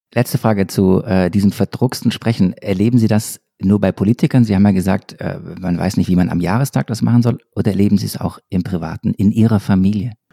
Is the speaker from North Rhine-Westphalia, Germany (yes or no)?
no; near Stuttgart, Baden-Württemberg, Germany; Ich komme ja aus der Nähe von Stuttgart